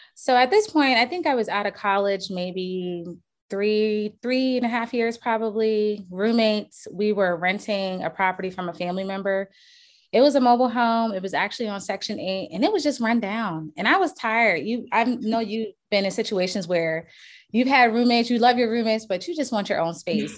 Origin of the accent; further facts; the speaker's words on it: Charleston, South Carolina, United States; I'm from Charleston, South Carolina